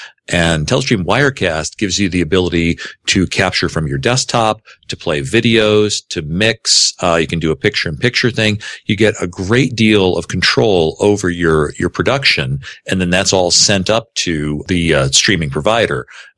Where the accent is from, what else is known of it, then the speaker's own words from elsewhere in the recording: Grand Rapids, Michigan, United States; I've got to kick in here from my hometown of Grand Rapids, Michigan, Beertown, USA.